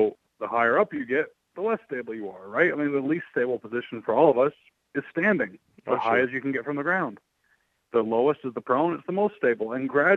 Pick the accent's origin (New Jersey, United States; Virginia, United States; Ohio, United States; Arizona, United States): Arizona, United States; I grew up in the Southwest. I grew up in Arizona